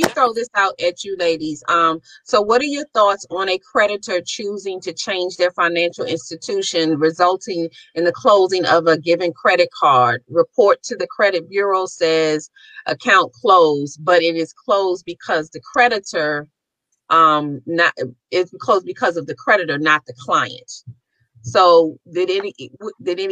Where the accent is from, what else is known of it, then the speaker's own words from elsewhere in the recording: Maryland, United States; I'm from Maryland